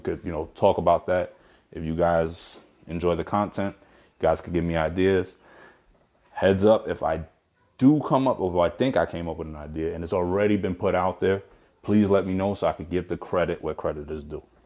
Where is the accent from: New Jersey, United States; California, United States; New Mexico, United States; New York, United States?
New York, United States; Brooklyn; moved away; I'm from Brooklyn originally